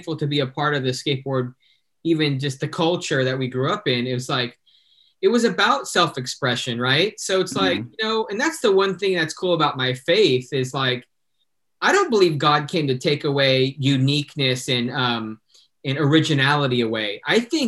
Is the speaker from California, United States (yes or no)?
yes; Fontana, California, United States; I grew up in Fontana